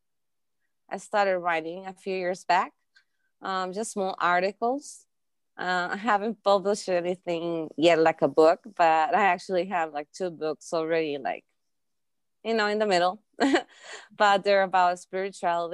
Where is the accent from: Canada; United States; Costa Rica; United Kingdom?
Costa Rica; I was born and raised in Costa Rica. So I'm half Costa Rican, half Russian.